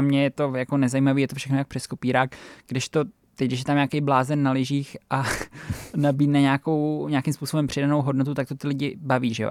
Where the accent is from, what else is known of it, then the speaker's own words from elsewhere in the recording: Czechia; u nás doma na Šumavě